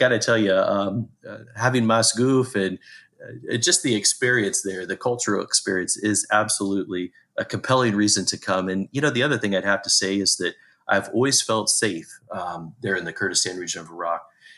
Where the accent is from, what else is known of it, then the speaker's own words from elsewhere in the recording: Indiana, United States; I grew up in the Midwest here in the United States, in Indiana specifically